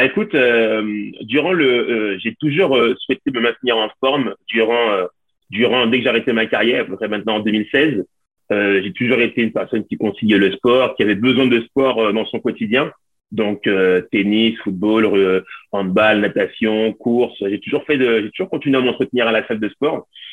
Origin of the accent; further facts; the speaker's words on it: Lyon, Auvergne-Rhône-Alpes, France; je suis, français, je suis originaire de Lyon.